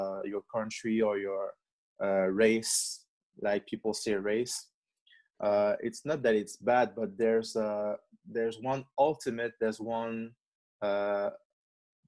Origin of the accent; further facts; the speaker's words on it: Quebec, Canada; English is a second language; My parents are from Congo in Africa, but I'm born in Quebec